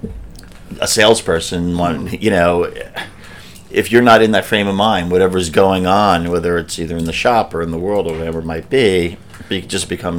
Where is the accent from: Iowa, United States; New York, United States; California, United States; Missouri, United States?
New York, United States; being a New Yorker